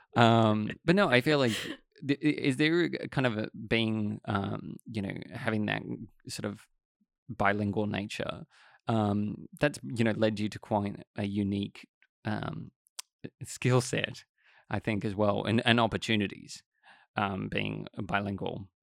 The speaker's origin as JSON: {"language": "English", "country": "Australia", "said": "it's the same in Australia because, you know, English is our, l, our language"}